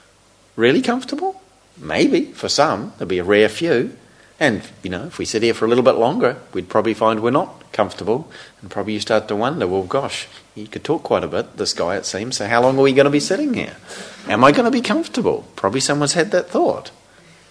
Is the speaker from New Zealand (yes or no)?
yes; New Zealand; growing up in New Zealand, living in a small country town